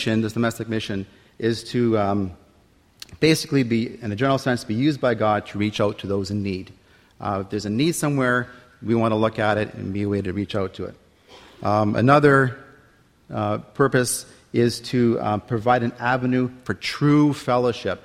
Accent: Windsor, Ontario, Canada; I'm from Windsor, Ontario

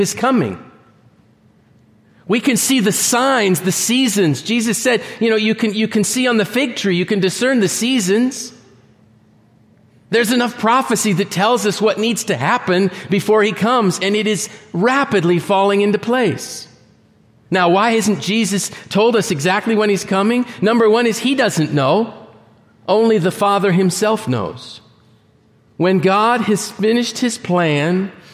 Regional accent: Northeast, United States; I'm from the Northeast

